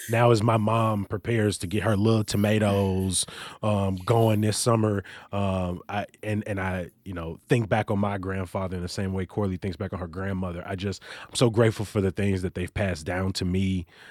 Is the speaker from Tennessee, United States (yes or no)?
no; Chicago, Illinois, United States; born or raised there